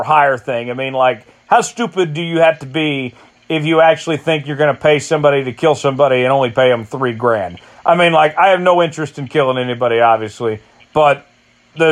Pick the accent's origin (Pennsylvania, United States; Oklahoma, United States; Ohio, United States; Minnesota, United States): Oklahoma, United States; my home state